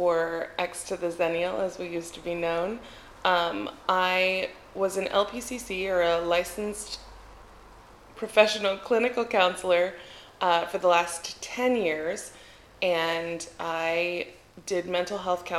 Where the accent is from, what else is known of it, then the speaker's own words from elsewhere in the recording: Albuquerque, New Mexico, United States; moved away as an adult; now in Athens, Greece; I'm from Albuquerque, everything is in a grid